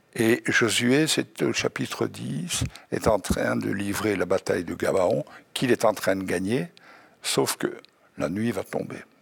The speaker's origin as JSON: {"language": "French", "country": "Belgium", "said": "Je suis belge"}